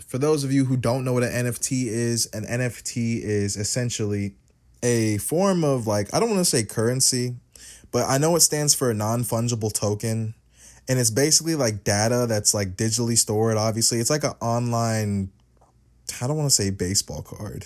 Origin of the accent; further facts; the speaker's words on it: United States; I am an American.